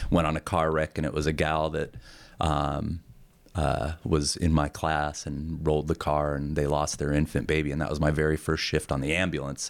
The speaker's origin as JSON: {"language": "English", "region": "Montana", "country": "United States", "tie": "born or raised there", "also_born_or_lived": "South Carolina", "said": "growing up in Montana, I, I loved it. You know, I mean, still do, obviously, I'm still here."}